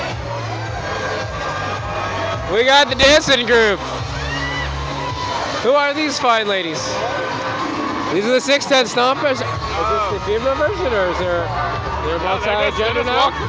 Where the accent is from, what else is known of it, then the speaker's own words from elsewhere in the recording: New Orleans, Louisiana, United States; We grew up on Broad Street.